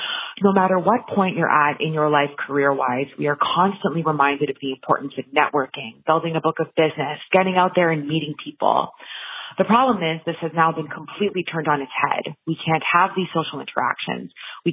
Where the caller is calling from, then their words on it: Ottawa, Ontario, Canada; I'm calling from Ottawa, Ontario, Canada